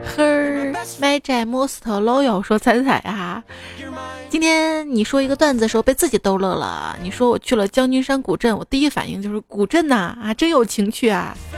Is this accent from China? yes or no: yes; Northeast China, China; 我是东北人